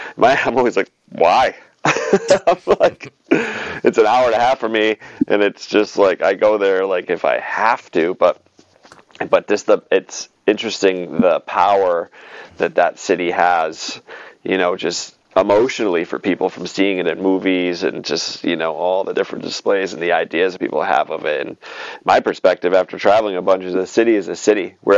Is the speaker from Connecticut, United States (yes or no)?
yes; Connecticut, United States